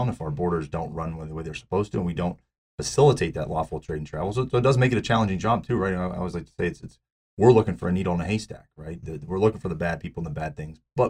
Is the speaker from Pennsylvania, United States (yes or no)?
yes; Pittsburgh, Pennsylvania, United States; I was born and raised in Pittsburgh